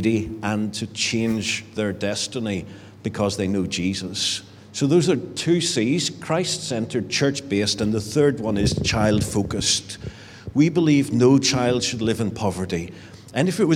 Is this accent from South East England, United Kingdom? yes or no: no; Richhill, Northern Ireland, United Kingdom; moved away as an adult; also born or lived in England; I grew up in Rich Hill. It's a great village and not very far away.